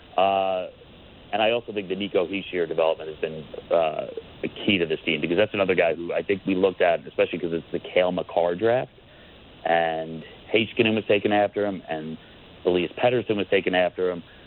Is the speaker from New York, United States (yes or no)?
yes; New York, United States; also born or lived in Long Island; I'm from New York